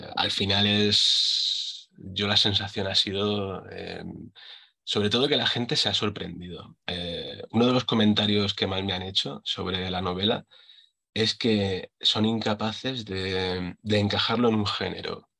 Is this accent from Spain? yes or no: yes; Villena, Valencian Community, Spain; de aquí, de, mi pueblo, de Villena